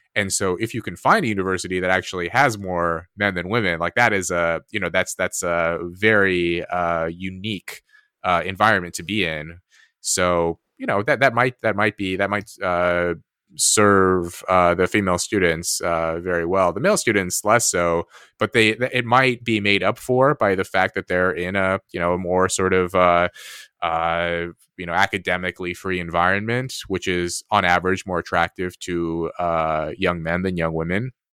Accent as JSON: {"language": "English", "country": "United States", "said": "I'm American"}